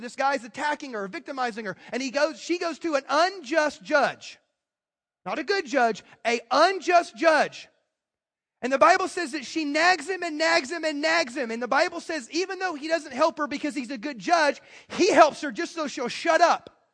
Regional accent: United States; I'm American

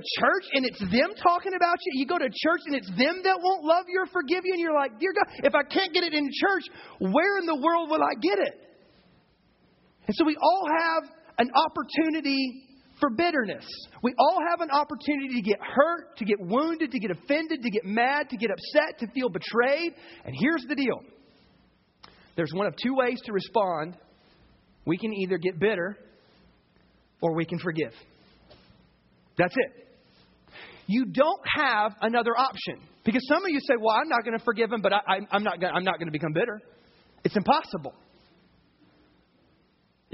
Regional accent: the South, United States; I grew up in the South

